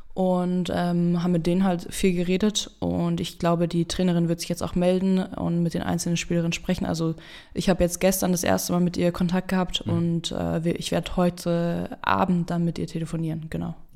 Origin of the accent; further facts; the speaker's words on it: Berlin, Germany; also born or lived in Marburg; now in Keltern, Germany; seitdem ich aus Berlin weggegangen bin, die ich mal wieder in meiner Heimatstadt gespielt habe